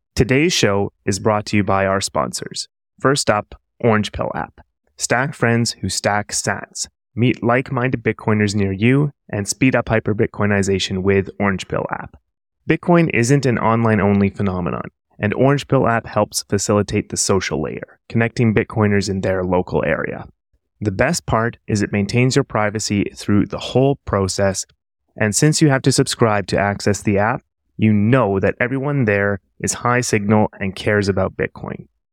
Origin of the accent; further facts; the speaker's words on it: Canada; moved away; I'm from Canada originally